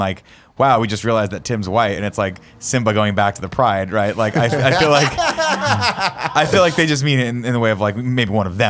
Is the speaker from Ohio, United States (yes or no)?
no; Riverside, California, United States; growing up in Riverside, like, I was around a diverse group of people, but still, it was a smaller town in Southern California